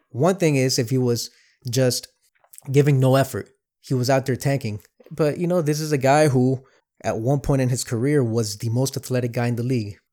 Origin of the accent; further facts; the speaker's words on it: Miami, Florida, United States; now in Cleveland, United States; I grew up in Miami, I live in Cleveland